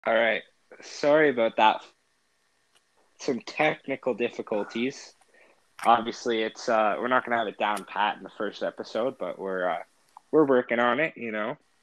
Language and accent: English; Ontario, Canada; we're from Canada